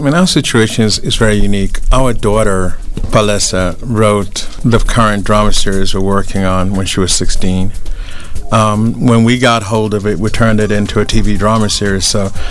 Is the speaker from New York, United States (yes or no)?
yes; New York, United States; also born or lived in London, United Kingdom; And yeah, I grew up in New York and London, so I know my fashion.